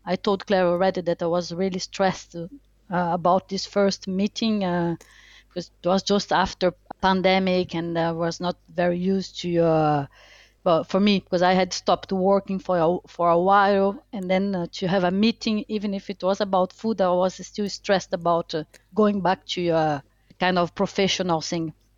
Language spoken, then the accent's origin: English; Brazil; English is a second language; moved away as an adult; also born or lived in France; now in Bristol, United Kingdom; I was born in Brazil. Uh, I'm French. I'm Brazilian French. I was born in Brazil and then moved to France when I was 18